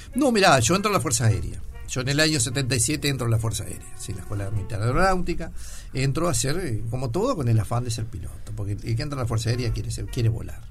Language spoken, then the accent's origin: Spanish; Sarandí del Yí, Durazno, Uruguay; now in Montevideo, Uruguay; cuando me crié en Sarandí el Gin